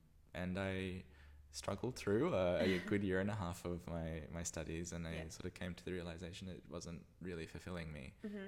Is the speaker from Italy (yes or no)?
no; Australia; moved away as an adult; also born or lived in Santa Barbara, California, United States; now in Berlin, Germany; growing up in Australia where it's so... laid back and sort of carefree and casual